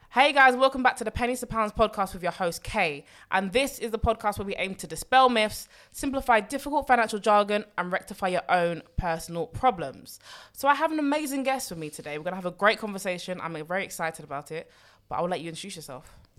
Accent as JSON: {"language": "English", "region": "London", "country": "United Kingdom", "tie": "born or raised there", "said": "I've born and bred in London"}